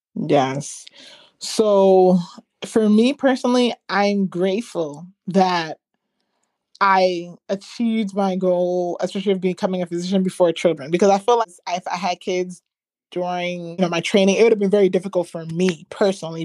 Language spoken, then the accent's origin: English; Ghana; I'm Ghanaian, we use shea butter.